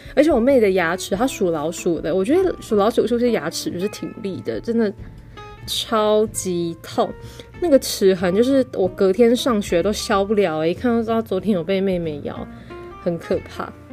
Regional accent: Taipei, Taiwan; now in Tainan, Taiwan; 我是台北人嘛

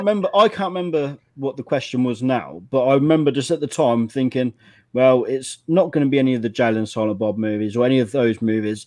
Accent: England, United Kingdom; as an Englishman

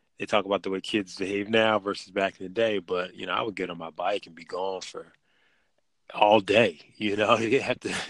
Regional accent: Philadelphia, Pennsylvania, United States; moved away as an adult; now in Maryland, United States; So I'm originally from Philly. Was born in like North Philly, and family's still up there. And then I moved actually out to the county right outside of Philly.

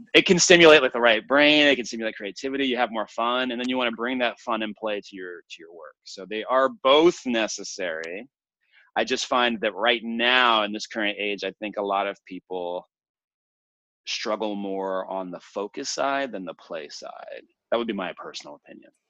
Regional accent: Lafayette, Louisiana, United States; I was born in Lafayette, Louisiana, um, which is a relatively small city in the South

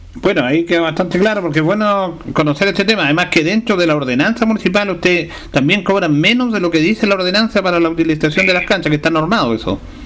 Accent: Linares, Maule, Chile; somos del barrio, de Arturo Bray

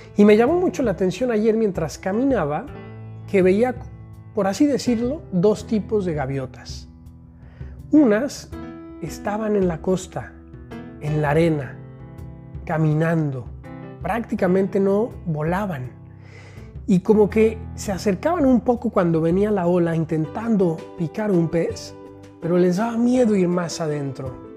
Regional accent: Mexico; also born or lived in Rome; now in Guadalajara, Mexico; aquí desde México país, ya disfrutando en mi tierra

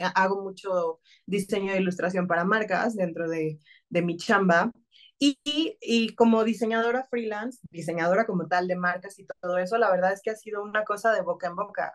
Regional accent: Tabasco, Mexico; soy tabasqueña

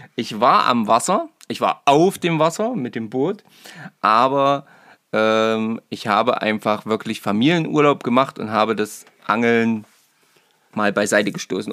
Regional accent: Naumburg, Saxony-Anhalt, Germany; ich komme aus Naumburg

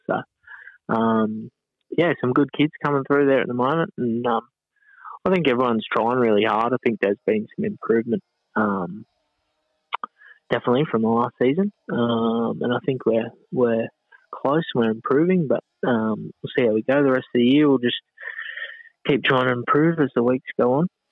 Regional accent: Maitland, New South Wales, Australia; growing up in Maitland

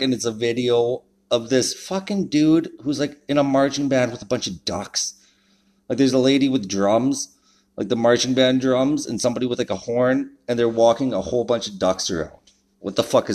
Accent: Canada; being a Canadian

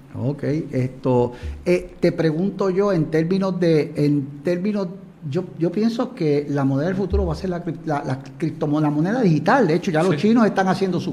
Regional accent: Puerto Rico; como somos Puerto Rico

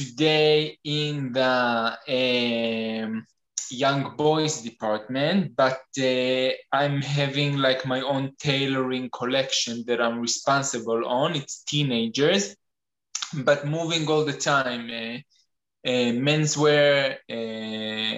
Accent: Tel Aviv, Tel Aviv District, Israel; moved away as an adult; now in Stockholm, Sweden; I'm originally from Tel Aviv, and in the last 5 years I'm living in Stockholm

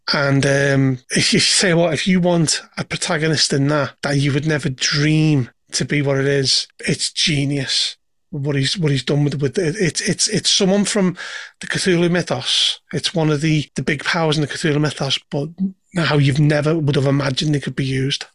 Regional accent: Liverpool, North West England, United Kingdom; I come from Liverpool

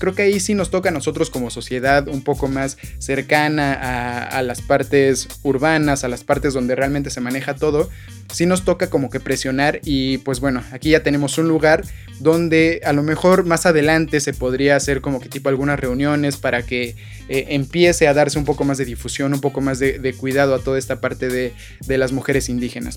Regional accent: Mexico; nosotros como mexicanos

